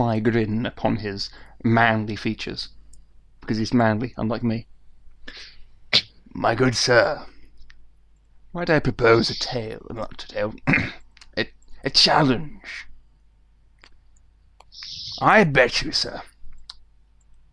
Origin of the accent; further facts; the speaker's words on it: United Kingdom; I'm British.